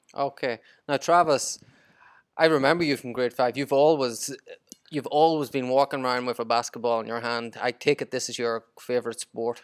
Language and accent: English; Ireland; I'm, I'm Irish, we don't like basketball.